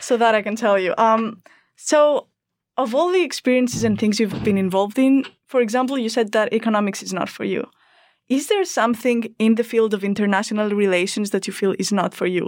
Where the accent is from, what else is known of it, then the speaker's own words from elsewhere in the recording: Greece; English is a second language; moved away as an adult; I'm an international student. I'm from Greece